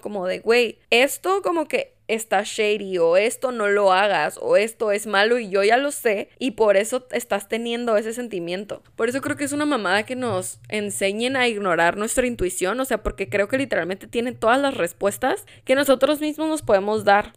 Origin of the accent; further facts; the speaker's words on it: Tijuana, Baja California, Mexico; moved away as an adult; also born or lived in Mexico City; Se cumplen 10 años de que me fui a vivir a Ciudad de México, de que dejé mi amada, bella, pequeña, loca, crazy ass shit Tijuana.